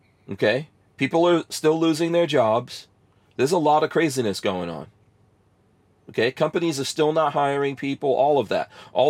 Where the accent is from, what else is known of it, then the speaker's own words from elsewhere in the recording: New York City, New York, United States; moved away; I grew up in New York City, but, you know, and I have family in New York City